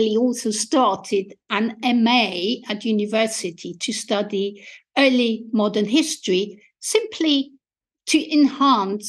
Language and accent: English; Austria; English is a second language; moved away as an adult; now in England, United Kingdom; as you might be able to hear from my accent, I was born and educated in Austria and came to England in 1989